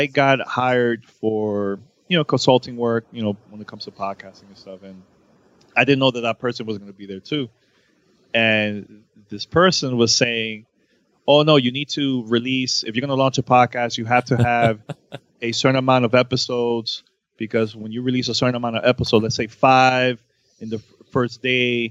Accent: New York, United States; moved away as an adult; also born or lived in Miami; I moved from Miami and I went back home to New York 2 years ago

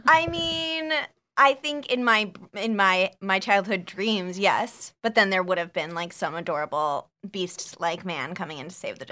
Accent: Scottsdale, Arizona, United States; moved away; I uh, grew up in Scottsdale, Arizona

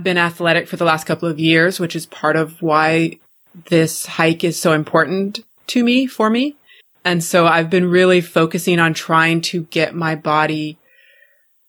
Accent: Pacific Northwest, United States; moved away; I'm originally from the Pacific Northwest.

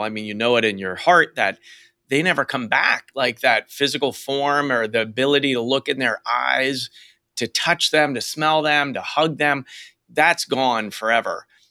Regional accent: Western Pennsylvania, United States; now in Portland, United States; I'm from Western Pennsylvania

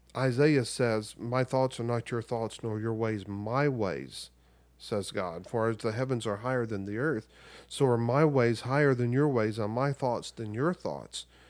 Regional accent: United States

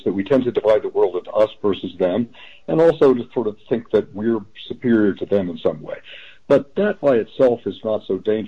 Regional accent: the American South, United States; I grew up in the American South at a time in which we had literally an apartheid society.

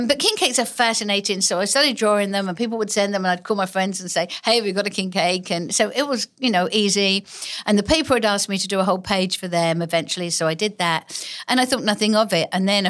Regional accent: England, United Kingdom; accent: English; now in United States; I traveled the country giving speeches and using my newfound English accent that I didn't really have in England because...

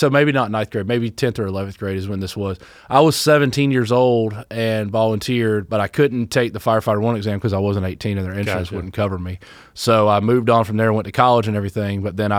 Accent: Douglasville, Georgia, United States; also born or lived in Fayetteville, Georgia; I grew up in Douglasville, Georgia.

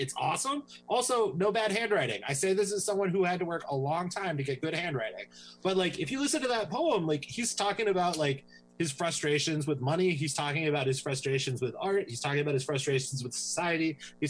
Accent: Tennessee, United States; I'm from Tennessee. I love dudes with that accent.

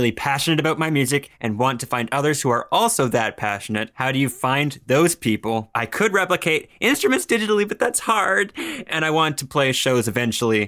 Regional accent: Canada; And I'm like, no, No, no, no. I'm Canadian. Thank you very much.

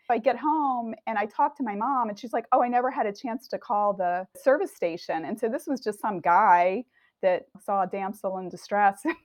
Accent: Delaware, United States; also born or lived in suburban Chicago; now in Chicago, United States; I'm in suburban Chicago now, and I grew up in Delaware

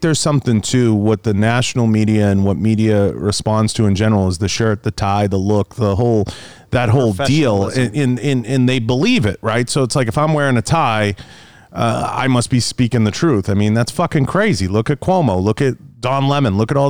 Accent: New England, United States; I grew up in New England. In New Hampshire, they live for this shit.

